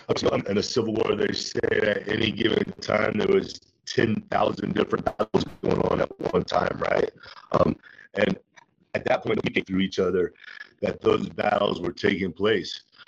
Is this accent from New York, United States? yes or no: yes; New York City, New York, United States; moved away as an adult; I'm from New York City and grew up there my entire life